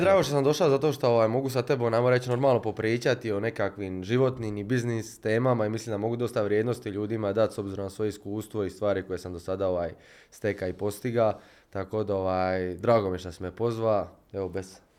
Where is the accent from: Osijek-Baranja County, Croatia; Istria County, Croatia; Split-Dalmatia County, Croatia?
Split-Dalmatia County, Croatia; Split; mi smo iz Splita